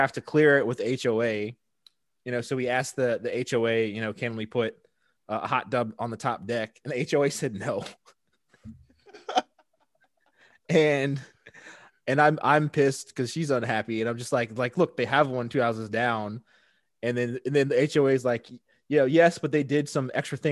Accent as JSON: {"language": "English", "town": "Richmond", "region": "Virginia", "country": "United States", "tie": "born or raised there", "said": "we grew up together in Richmond"}